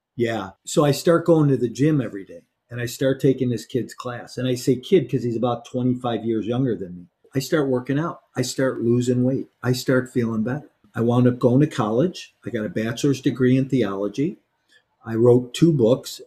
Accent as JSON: {"language": "English", "town": "Chicago", "region": "Illinois", "country": "United States", "tie": "born or raised there", "said": "I grew up in Chicago"}